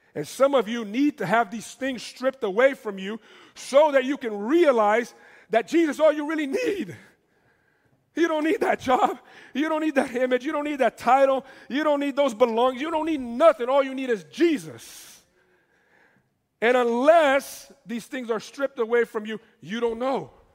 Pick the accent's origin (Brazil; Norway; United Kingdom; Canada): Brazil; moved away; I come from Brazil